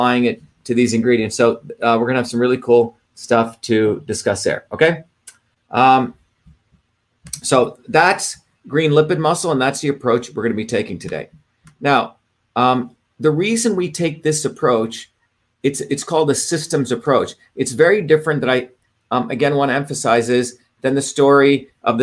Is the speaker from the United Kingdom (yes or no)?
no; India; as a kid growing up in India